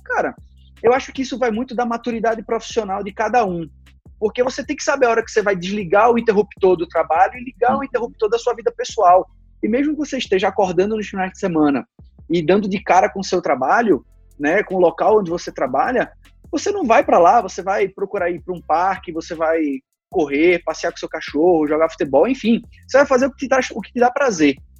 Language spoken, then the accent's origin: Portuguese; Recife, Pernambuco, Brazil; moved away as an adult; now in São Paulo, Brazil; sou pernambucano, nasci em Recife